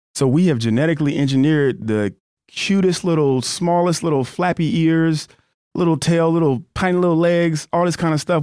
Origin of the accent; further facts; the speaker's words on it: Florida, United States; moved away; also born or lived in Colorado / South Dakota / Los Angeles / Fresno; I grew up in Florida